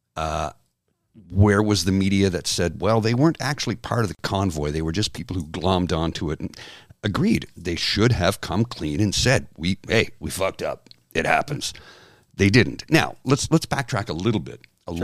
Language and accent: English; Canada; also born or lived in Ottawa; as a Canadian